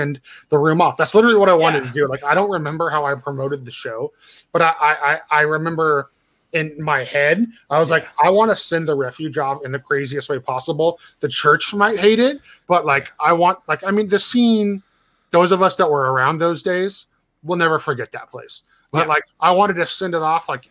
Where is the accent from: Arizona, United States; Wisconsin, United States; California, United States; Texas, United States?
California, United States; Santa Cruz; I grew up in Santa Cruz